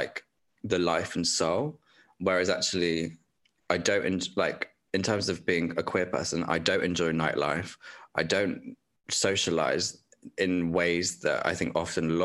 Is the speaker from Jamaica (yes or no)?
no; Dorset, South West England, United Kingdom; that was in Dorset. So that was in my hometown